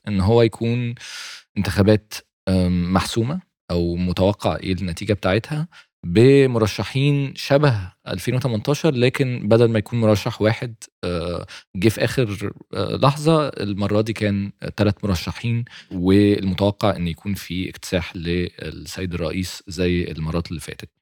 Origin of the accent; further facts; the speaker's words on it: Egypt; إحنا كمصريين